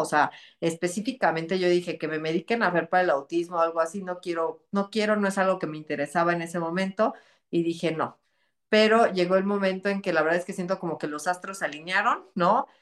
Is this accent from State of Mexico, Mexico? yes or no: yes; Texcoco, State of Mexico, Mexico; yo soy de aquí de Texcoco, Estado de México